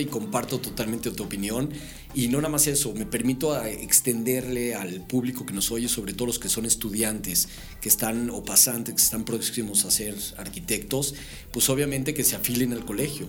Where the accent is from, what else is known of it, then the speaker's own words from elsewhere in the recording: Mexico; Somos mexicanos